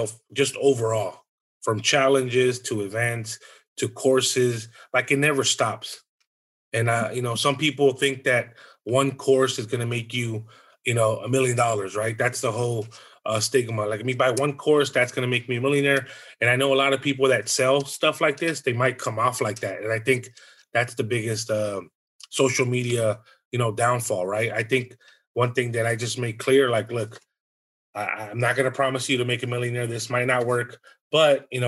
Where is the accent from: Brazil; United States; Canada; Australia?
United States; Los Angeles, California; also born or lived in Peru / Burbank, California; growing up, I grew up in Los Angeles, California, grew up in a rough neighborhood